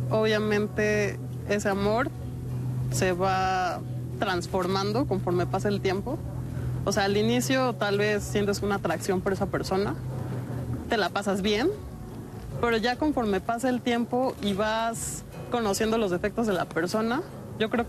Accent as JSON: {"language": "Spanish", "region": "Mexico City", "country": "Mexico", "said": "Tengo 21 años, soy de la Ciudad de México"}